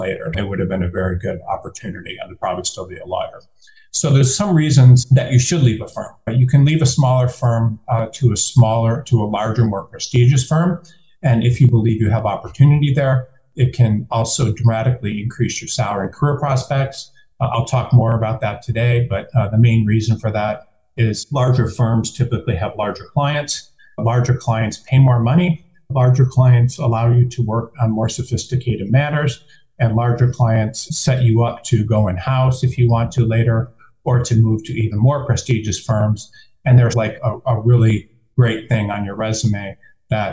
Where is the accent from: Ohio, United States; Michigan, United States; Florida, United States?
Michigan, United States; Detroit; moved away as an adult; I am from Detroit